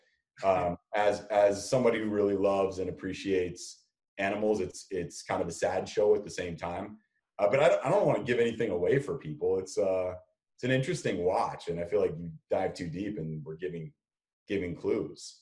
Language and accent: English; Los Angeles, California, United States; now in San Francisco, United States; my mom and dad are still in the house that I grew up in in Southern California